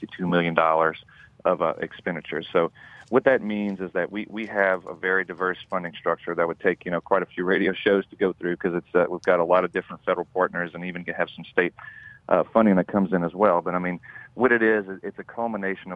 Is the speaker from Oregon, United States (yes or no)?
no; Opelousas, Louisiana, United States; Born and raised in St. Landry Parish.